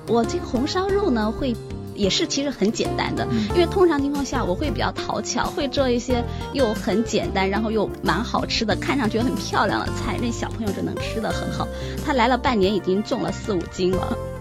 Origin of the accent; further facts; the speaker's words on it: China; now in Australia; 我们中国人很喜欢只要这一颗